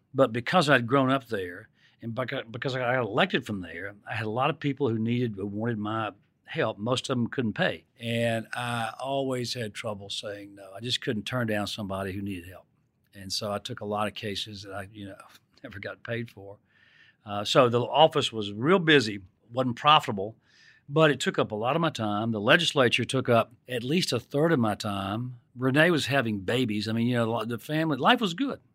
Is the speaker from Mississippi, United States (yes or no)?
yes; Mississippi, United States; when I was growing up in Mississippi